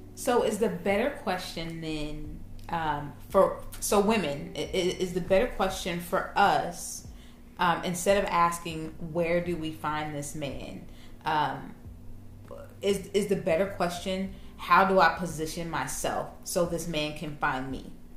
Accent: Kansas City, Missouri, United States; I'm from Kansas City

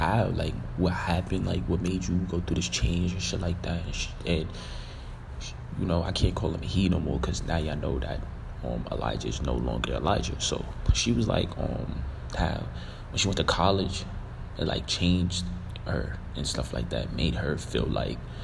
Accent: New York City, New York, United States; I'm from Canarsie

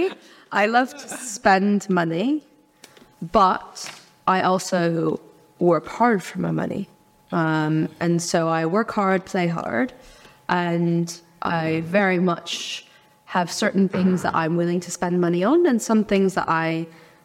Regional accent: California, United States; first language Mandarin Chinese; now in United Kingdom; I am American born and raised. I grew up in California

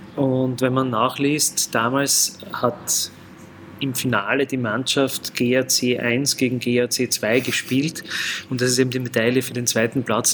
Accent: Graz, Styria, Austria; also born or lived in Lower Austria; gebürtiger Grazer, äh, in der Größestraße circa 300 äh, Meter neben GAK-Stadion aufgewachsen

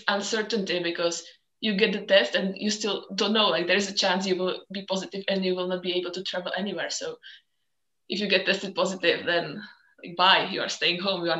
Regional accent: Czechia; moved away as an adult; also born or lived in Scotland / Belgium / Barcelona; I'm originally from the Czech Republic

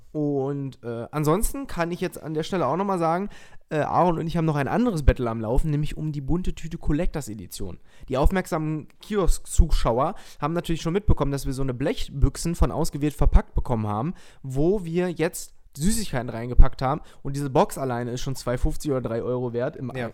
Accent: Lower Saxony, Germany; ich bin ja aus Niedersachsen

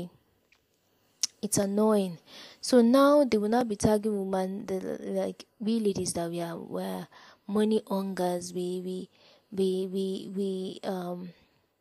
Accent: Nigeria; I'm from Nigeria

